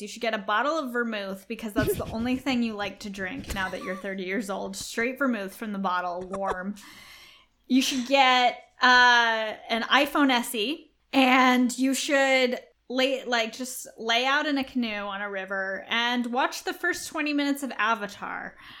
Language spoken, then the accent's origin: English; Australia; accent: Australian; my Australian accent